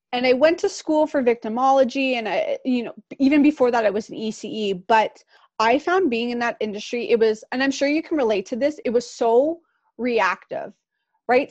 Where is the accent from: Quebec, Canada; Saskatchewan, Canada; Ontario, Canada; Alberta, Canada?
Ontario, Canada; Pickering; we both grew up in Durham region. I grew up in Pickering.